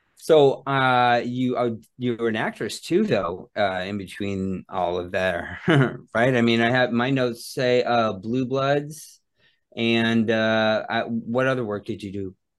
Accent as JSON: {"language": "English", "town": "Phoenix", "region": "Arizona", "country": "United States", "tie": "born or raised there", "said": "growing up in Phoenix"}